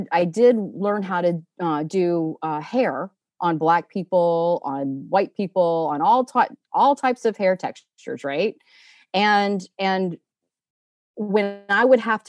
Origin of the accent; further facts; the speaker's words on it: Alabama, United States; I grew up in Alabama